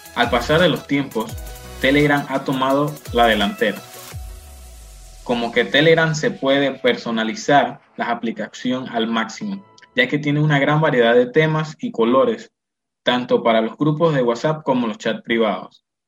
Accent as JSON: {"language": "Spanish", "country": "Panama", "said": "nosotros los panameños"}